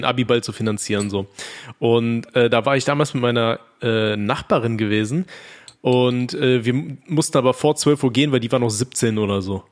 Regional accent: North Rhine-Westphalia, Germany; ich komme ja aus NRW

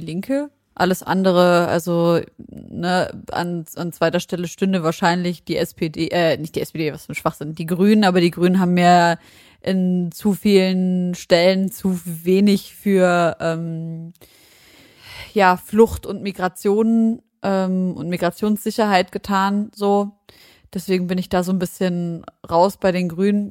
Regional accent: Germany; als Deutsche mit Nazi-Hintergrund

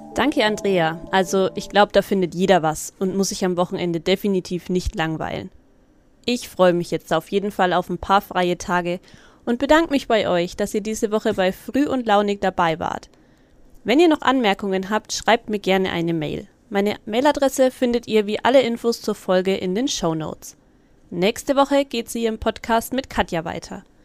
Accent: Middle Franconia, Bavaria, Germany; bei uns in Mittelfranken

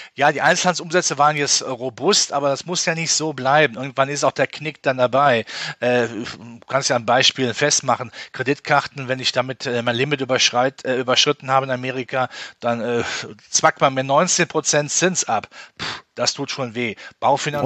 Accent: Rhineland, Germany; als Rheinländer

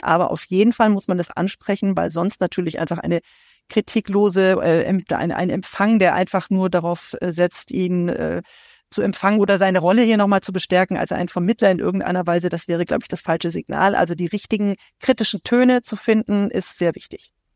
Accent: Germany; also born or lived in Syria

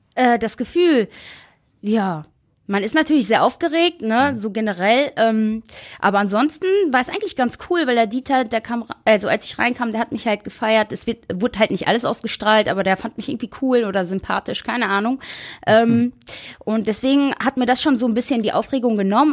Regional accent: Essen, North Rhine-Westphalia, Germany; 3.12.1990 und ich komme aus Essen

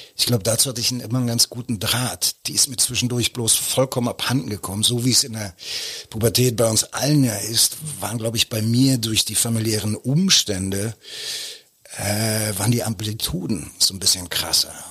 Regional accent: Berlin, Germany; wo ich aufgewachsen bin, Koppischer Damm, da war gegenüber der, der Zickenplatz der Jahnpark

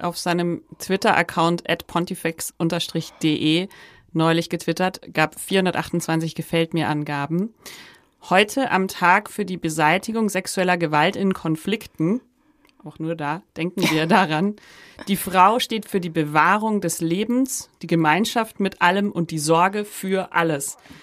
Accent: Upper Bavaria, Germany; Also ich komme aus Oberbayern und habe es trotzdem geschafft, ähm, nicht katholisch getauft zu werden und so aufzuwachsen

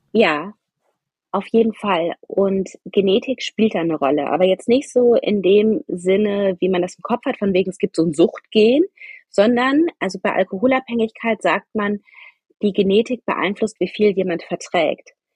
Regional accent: Wuppertal, North Rhine-Westphalia, Germany; moved away; also born or lived in Munich / Rosenheim; Ich komme ursprünglich aus Wuppertal.

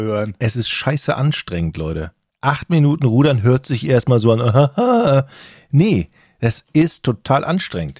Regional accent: Düsseldorf, North Rhine-Westphalia, Germany; Ich komme ja aus Düsseldorf

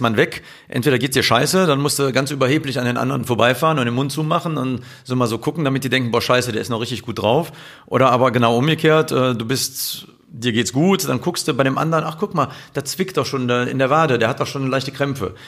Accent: Cologne, North Rhine-Westphalia, Germany; ich bin halt eine Kölsche Jung aus dem Leve

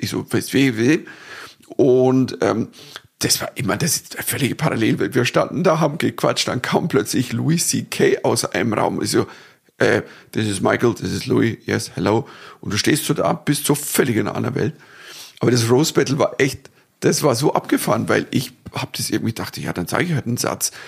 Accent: Germany; als Deutscher

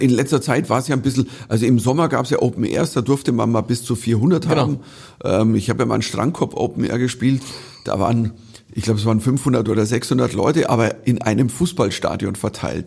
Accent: Bavaria, Germany; als Bayer

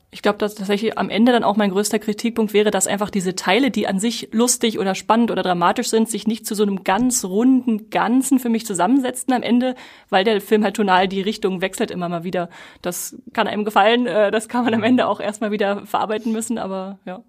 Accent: Germany; wir natürlich als Deutsche

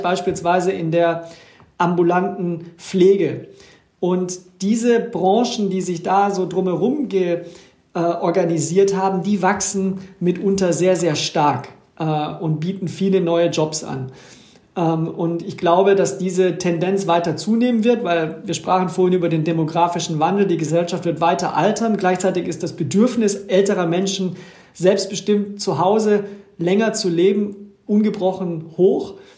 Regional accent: Ruhr area, North Rhine-Westphalia, Germany; bei uns im Ruhrgebiet

